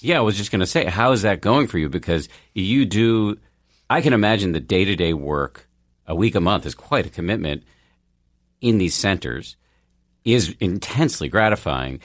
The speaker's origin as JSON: {"language": "English", "town": "Boston", "region": "Massachusetts", "country": "United States", "tie": "born or raised there", "said": "I grew up in Boston"}